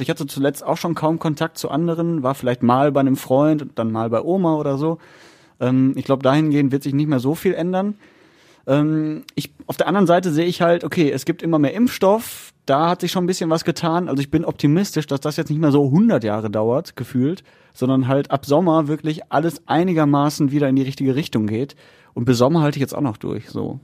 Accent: Margarethenhöhe, North Rhine-Westphalia, Germany; weil es ja so meine Heimat ist

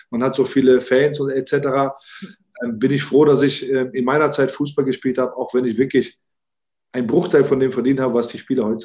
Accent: Rhineland, Germany; also born or lived in Morocco; Ich bin zwar in Marokko geboren, aber im Rheinland groß geworden.

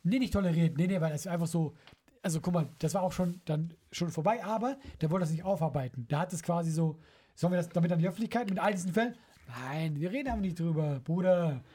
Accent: Switzerland; moved away; dass ich Schweizer bin

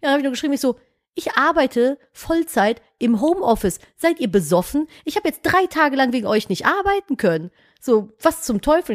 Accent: Cologne, North Rhine-Westphalia, Germany; ich komme halt aus Köln.

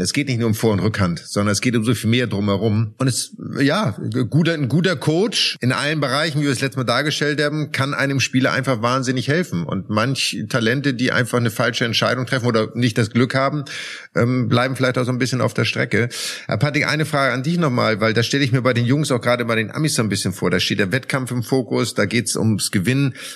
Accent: Germany; bei uns in Deutschland

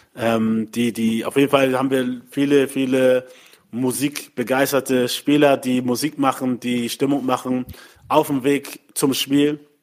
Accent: Hamburg, Germany; also born or lived in Mainz; in Deutschland ähm, in dem Land, wo ich geboren bin, aufgewachsen bin

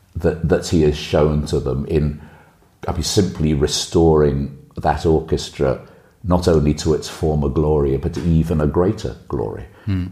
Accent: Liverpool, North West England, United Kingdom; now in Germany; my hometown

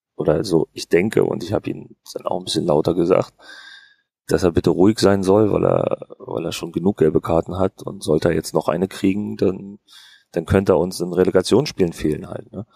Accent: Berlin, Germany; moved away as an adult; now in Fürth, Germany; weil ich bin jetzt auch nicht direkt am Ku, äh, am Kudamm aufgewachsen oder in Charlottenburg, wo, wo jetzt jeden Tag Halligalli ist, äh, sondern in Hohenschönhausen

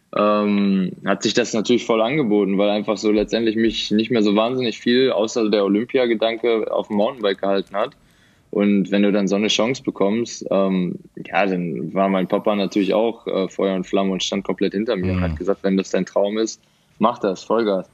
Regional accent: Essen, North Rhine-Westphalia, Germany; now in Dortmund, Germany; Nee, ich bin tatsächlich Essener. Ich äh, komme aus Essen, aber wir wohnen seit Januar jetzt in Dortmund

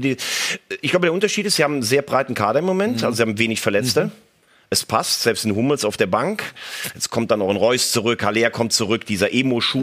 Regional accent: Bell, Germany; in Bell, in meiner Heimat

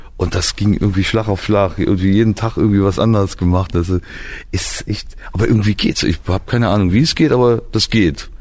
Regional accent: Trier, Rhineland-Palatinate, Germany; Ich komme aus Trier

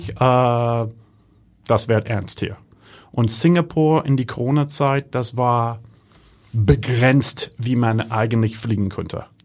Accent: Germany; accent: Hanseatic; Ähm, mein hanseatischer Dialekt, die ist sehr erkennbar.

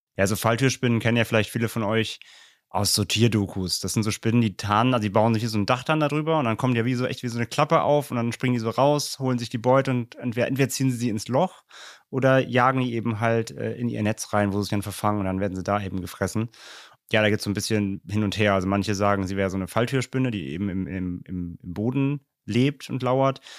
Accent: Germany; wir als Deutsche

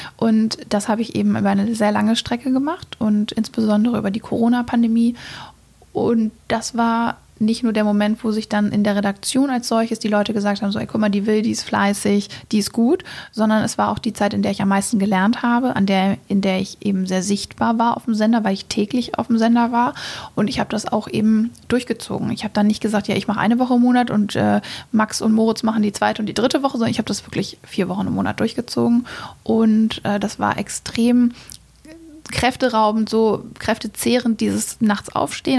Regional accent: Hamburg, Germany; also born or lived in England, near London; ich komme ursprünglich aus Hamburg

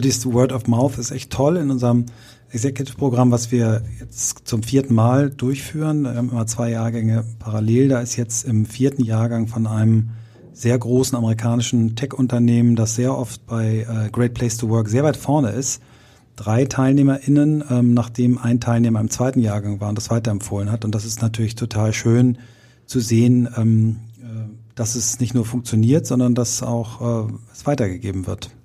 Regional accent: Kiel, Schleswig-Holstein, Germany; gab es in Kiel in meiner Heimatstadt immer diese Anzeigenblätter mittwochs

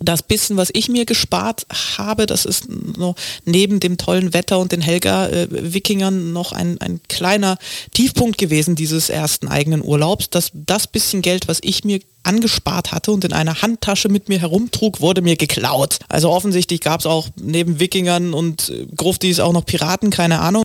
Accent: East Germany, Germany; now in Berlin, Germany; wie sich das für einen richtigen Ossi gehört, gar nicht wahnsinnig weit weg von zu Hause, nämlich ungefähr eine Autostunde von meinem Heimatdorf entfernt nach Leipzig

